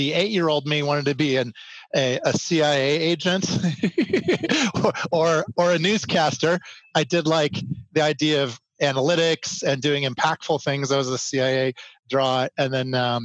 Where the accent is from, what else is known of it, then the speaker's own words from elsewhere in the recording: Chicago, Illinois, United States; moved away as an adult; also born or lived in Los Angeles; now in Colorado, United States; I grew up in the Chicagoland area. So I'm from Chicago, and those were my formative years